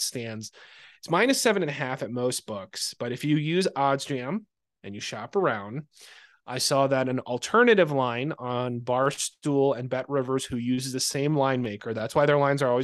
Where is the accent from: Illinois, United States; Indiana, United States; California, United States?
Illinois, United States; Chicago; I'm a Chicagoan